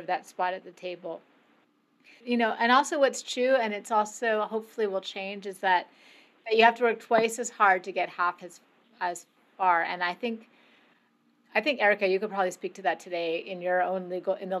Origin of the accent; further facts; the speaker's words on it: Canada; I grew up in Canada